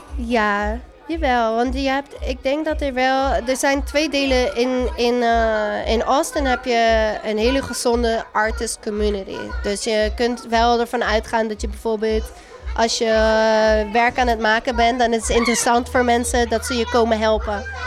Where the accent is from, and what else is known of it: Netherlands; now in United States